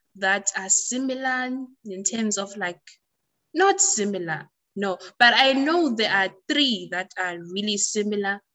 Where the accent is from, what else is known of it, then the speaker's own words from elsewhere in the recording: South Africa; my country